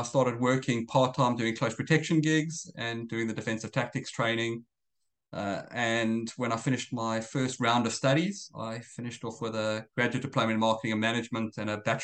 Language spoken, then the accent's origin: English; South Africa; moved away as an adult; also born or lived in Israel; now in Australia; I'm originally South African. I've been in Australia about 15 years now.